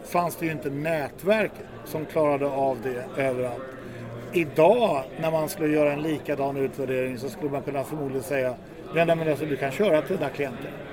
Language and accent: Swedish; Sweden; jag är då svensk